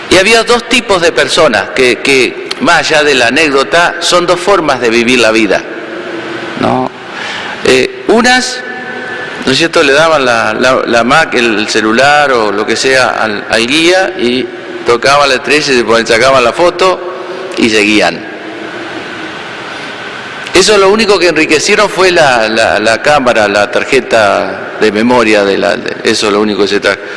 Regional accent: Entre Ríos, Argentina; estando en mi pueblo natal allá en Entre Ríos me tocó, bueno, cuidar a mis padres un tiempo.

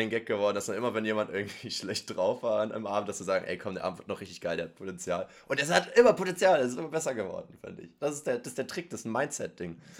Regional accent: Erfurt, Thuringia, Germany; Und ich so, ich komme aus Erfurt.

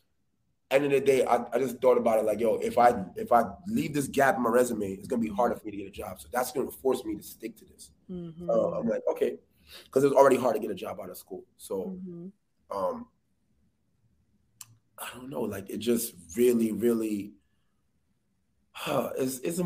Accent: New York City, New York, United States; I'm from the Bronx. I grew up playing ball, being outside

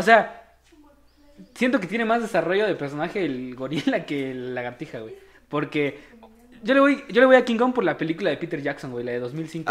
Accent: Comitán, Chiapas, Mexico; ambos somos de Comitán, Chiapas

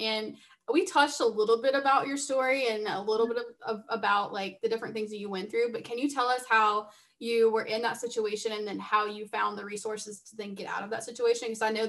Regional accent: South Carolina, United States; I'm from South Carolina.

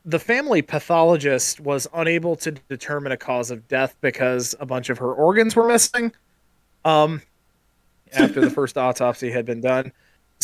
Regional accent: Midwest, United States; born or raised there

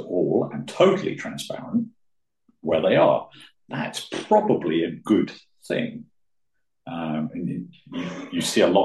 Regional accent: United Kingdom; now in Switzerland; being British

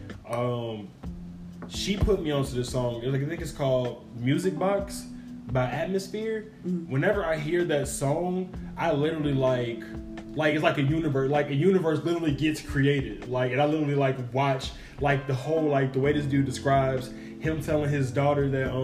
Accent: Gary, Indiana, United States; I'm from Gary

